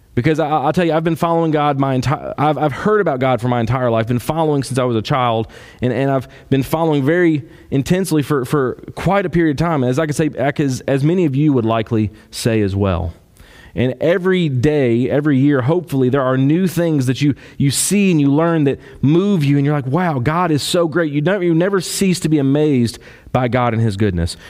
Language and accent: English; Kentucky, United States; I'm from Kentucky